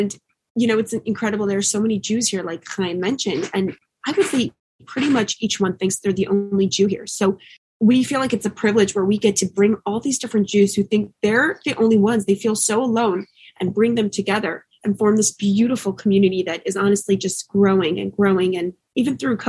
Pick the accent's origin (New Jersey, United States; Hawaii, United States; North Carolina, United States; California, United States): New Jersey, United States; moved away; also born or lived in New York; I grew up in New Jersey